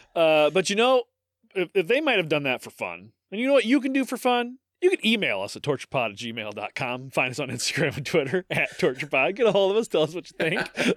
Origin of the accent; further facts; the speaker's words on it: Midwest, United States; accent: Midwestern; I am an American podcast host